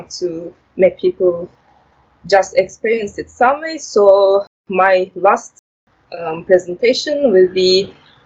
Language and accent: English; Turkey; now in Norway; I'm originally from Turkey.